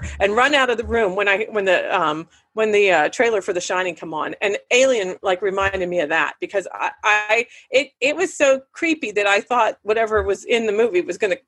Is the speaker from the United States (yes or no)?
yes; Punxsutawney, Pennsylvania, United States; the movie theater that I grew up in Punxsie with, the Jefferson Theater